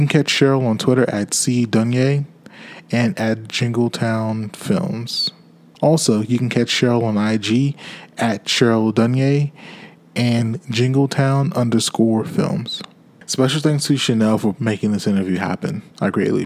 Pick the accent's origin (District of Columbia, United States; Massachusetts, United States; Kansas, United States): District of Columbia, United States; Washington; I was born in DC